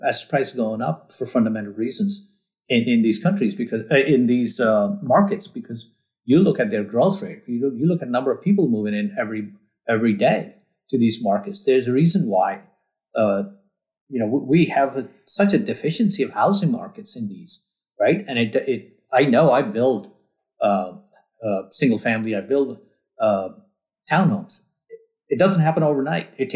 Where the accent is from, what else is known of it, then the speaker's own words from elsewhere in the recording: New York, United States; moved away as an adult; now in Texas, United States; I'm from New York